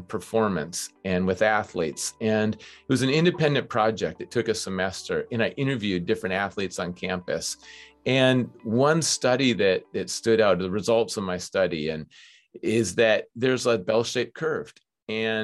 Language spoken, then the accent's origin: English; Minnesota, United States; moved away as an adult; also born or lived in New Hampshire; Growing up in Minnesota